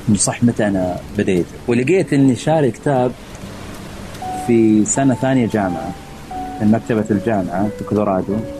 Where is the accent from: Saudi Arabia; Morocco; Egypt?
Saudi Arabia; moved away as an adult; now in Philadelphia, United States